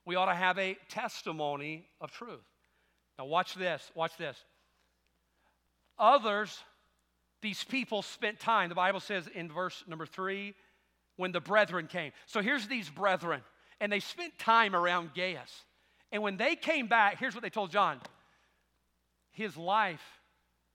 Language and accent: English; the South, United States; I'm thankful for the South, being raised in the South.